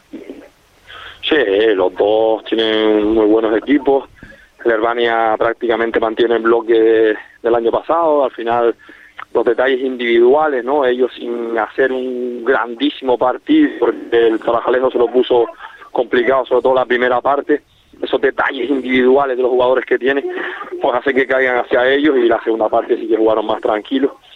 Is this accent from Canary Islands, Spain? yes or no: yes; Corralejo, Canary Islands, Spain; A los que somos de Coralejo